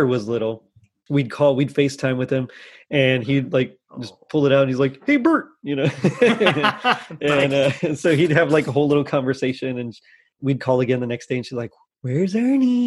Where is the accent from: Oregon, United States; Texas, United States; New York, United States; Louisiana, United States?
Texas, United States; South; now in Houston, United States; I'm from South Texas. So growing up, the only snow we ever got was like little flurries one time when I was in high school.